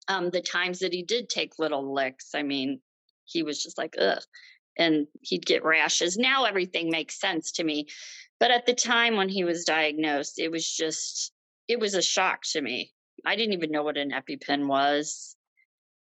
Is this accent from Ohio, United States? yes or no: yes; Ohio, United States; moved away as an adult; now in Michigan, United States; we're from Ohio